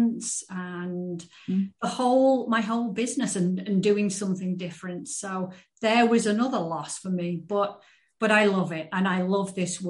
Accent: England, United Kingdom; now in United States; I live in the States. And so I grew up in England.

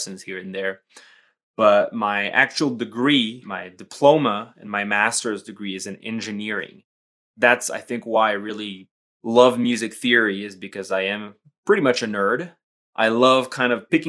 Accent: Paris, Île-de-France, France; moved away as an adult; now in Colorado, United States; I was born and raised in Paris up until I was about 25 years old. That's when I moved to the States.

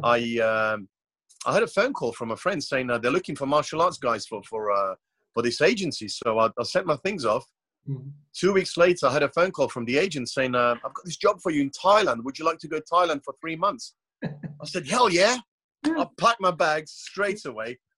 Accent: Croatia; I was born in Croatia. It's it's a very small country, only 4.5 million population, yep. in a very small coastal town.

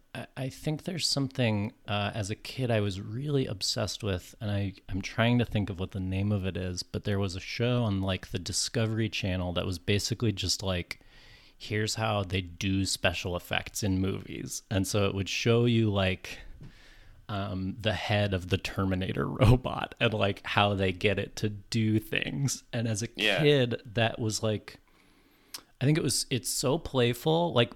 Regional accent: California, United States; also born or lived in New York; I'm from California. Lived in New York for a long time.

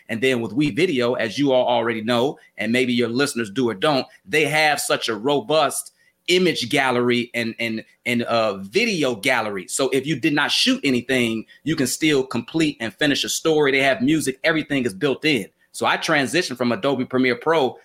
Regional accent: Chicago, Illinois, United States; I'm from Chicago, grew up in Chicago.

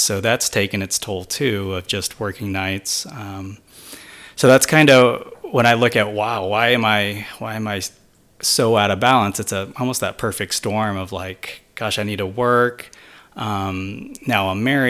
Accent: Missouri, United States; moved away as an adult; also born or lived in Hawaii; Since I was born and raised in Missouri, it was good to get out and branch out and live somewhere else.

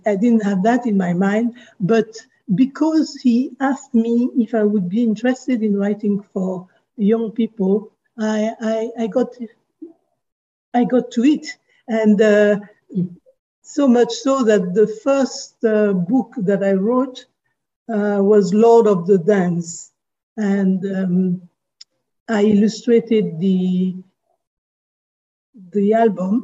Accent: Côte d’Ivoire; also born or lived in Paris, France; I was brought up in Côte d'Ivoire

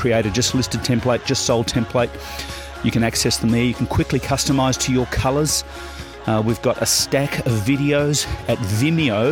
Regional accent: Swan Hill, Victoria, Australia; moved away; also born or lived in Melbourne; I'm from Swan Hill

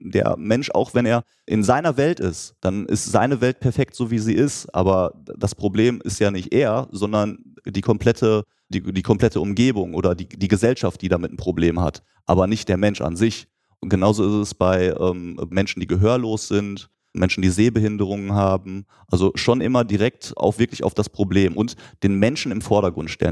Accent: Lüdinghausen, North Rhine-Westphalia, Germany; in Lüdinghausen in meiner Heimatstadt

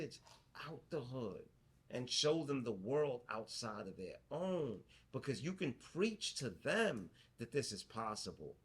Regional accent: New York City, New York, United States; where I grew up in Flatbush, I grew up in the hood

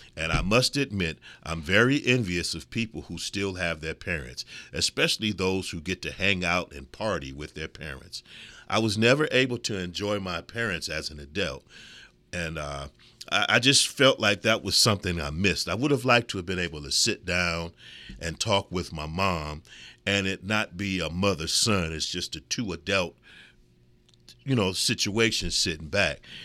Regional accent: Midwest, United States; also born or lived in California / Florida / New York; I'm so proud of my Midwestern roots, and I've lived in California, and I've lived in Florida, and I've lived in New York. And I am proud to say, us mid, mid, Midwesterners, we're a different breed

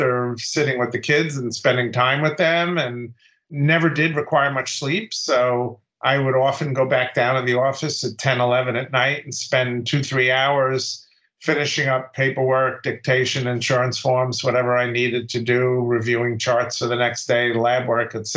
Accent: New York City, New York, United States; also born or lived in White Plains, New York; my first practice was in Brooklyn, where I grew up

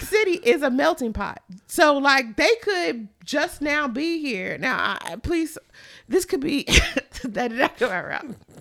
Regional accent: Kentucky, United States; I'm from Kentucky

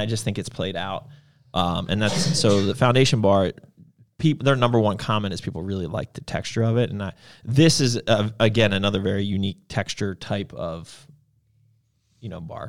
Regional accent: United States; we're American

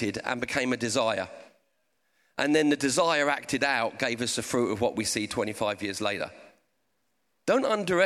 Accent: Portsmouth, South East England, United Kingdom; I've got a bit of a speech impediment and I'm from Portsmouth

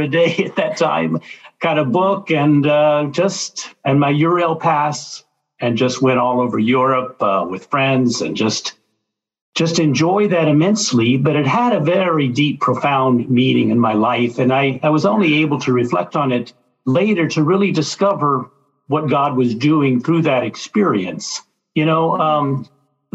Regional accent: Little Rock, Arkansas, United States; moved away as an adult; also born or lived in Dallas, Texas; now in Baton Rouge, United States; I grew up in Little Rock, Arkansas, grew up in a Catholic family

